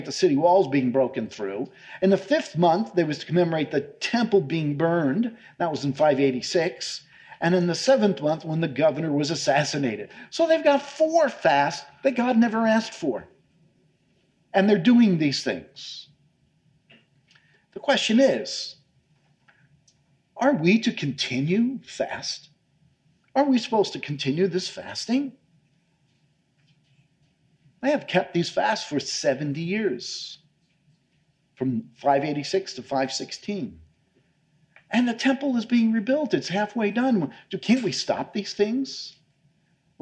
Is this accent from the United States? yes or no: yes; New York, United States; moved away; I come from New York